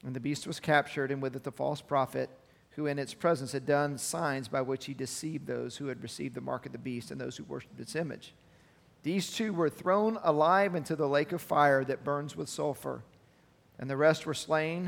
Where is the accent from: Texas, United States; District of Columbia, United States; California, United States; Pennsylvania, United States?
Texas, United States; Arlington; I grew up in Arlington, and it's close to University of Texas, UTA, in Arlington